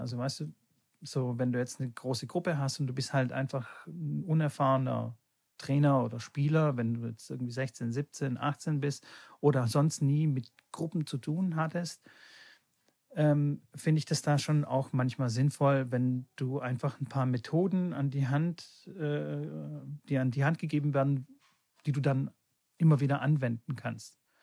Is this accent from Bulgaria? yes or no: yes; Bulgaria; born or raised there; now in Germany